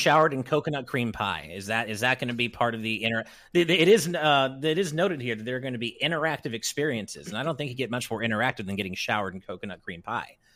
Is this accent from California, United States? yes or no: yes; California, United States; I'm a Californian